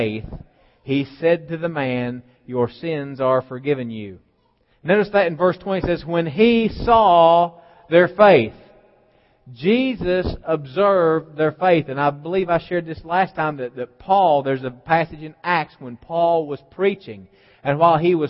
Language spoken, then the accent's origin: English; West Virginia, United States; I'm from West Virginia